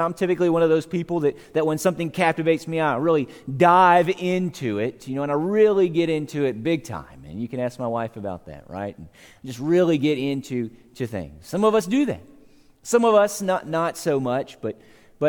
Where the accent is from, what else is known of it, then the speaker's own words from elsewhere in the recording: Savannah, Georgia, United States; I grew up in Georgia. I lived in Savannah, Georgia